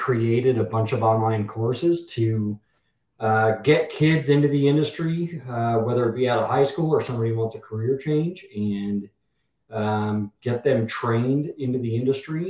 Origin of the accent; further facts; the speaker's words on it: Colorado, United States; moved away as an adult; also born or lived in Naples, Florida; Originally, I'm from Colorado